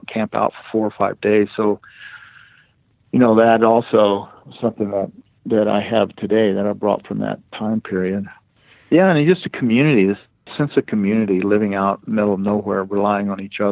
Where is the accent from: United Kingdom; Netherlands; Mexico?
Mexico; first language Spanish; English is a second language; moved away; I was raised on a large ranch in old Mexico, south of Eagle Pass, which is south of San Antonio, Texas, about 150 miles in the Sierra Madres